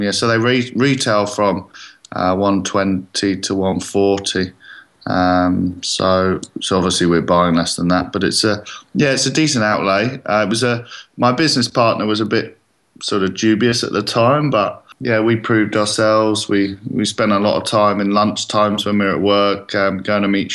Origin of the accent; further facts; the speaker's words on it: England, United Kingdom; now in Australia; I'm English